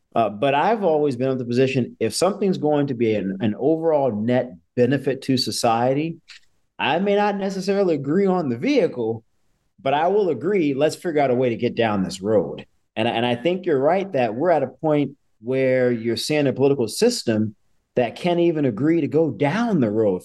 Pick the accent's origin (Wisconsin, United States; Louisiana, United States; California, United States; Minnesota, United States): Louisiana, United States; New Orleans; moved away; my hometown of New Orleans